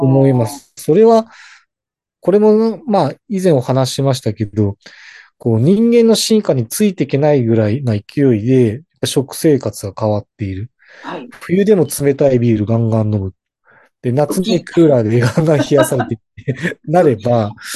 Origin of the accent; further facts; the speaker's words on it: Hokkaido, Japan; 私北海道です。